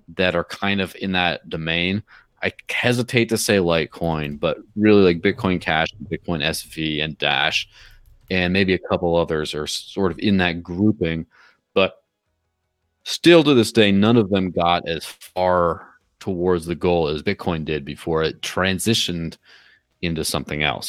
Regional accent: Mexico; my parents live in Mexico and I grew up in Mexico in the early nineties

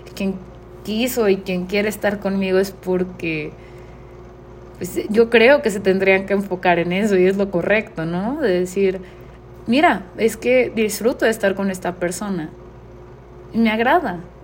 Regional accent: Mexico; la única mexicana que está pasando por esta incertidumbre

